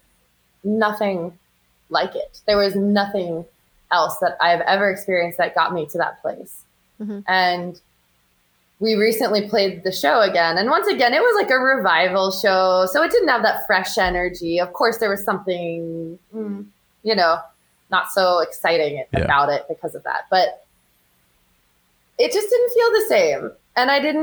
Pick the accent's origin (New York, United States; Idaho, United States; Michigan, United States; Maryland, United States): New York, United States; moved away as an adult; now in New Orleans, United States; I'm from New York, but I'm currently living in New Orleans.